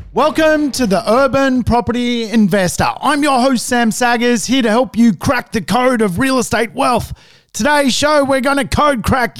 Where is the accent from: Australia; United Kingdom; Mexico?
Australia; Sydney, New South Wales; also born or lived in Sweden; growing up in Sydney